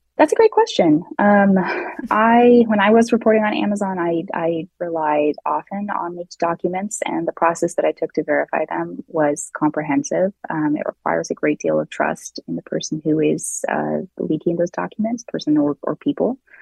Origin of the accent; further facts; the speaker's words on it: Seattle, Washington, United States; in Seattle, my hometown